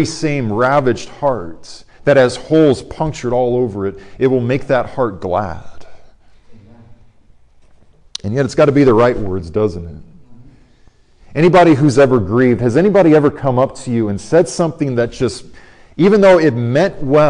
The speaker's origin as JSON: {"language": "English", "region": "Arizona", "country": "United States", "tie": "born or raised there", "said": "my hometown college team at Arizona State."}